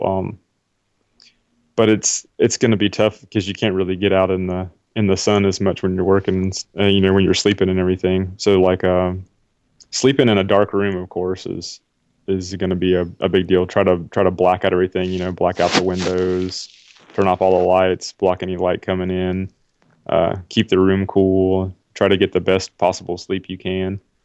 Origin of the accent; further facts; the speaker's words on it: South Carolina, United States; where I grew up in South Carolina